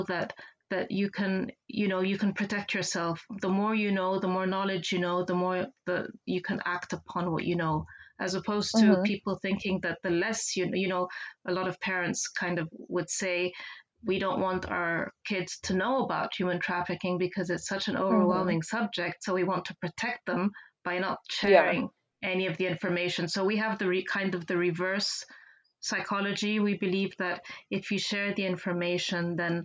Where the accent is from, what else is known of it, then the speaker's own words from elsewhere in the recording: Geneva, Switzerland; I'm from Geneva. I grew up, spent most of my life here